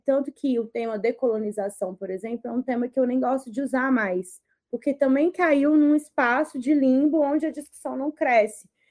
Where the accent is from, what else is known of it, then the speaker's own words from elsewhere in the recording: Sabará, Minas Gerais, Brazil; moved away as an adult; now in São Paulo, Brazil; de Sabará, que foi onde eu fui criada ali do lado de Belo Horizonte, na região metropolitana.